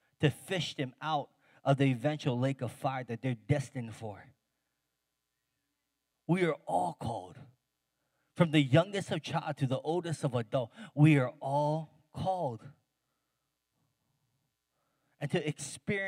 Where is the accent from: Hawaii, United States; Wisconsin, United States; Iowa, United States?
Hawaii, United States; I grew up in Hawaii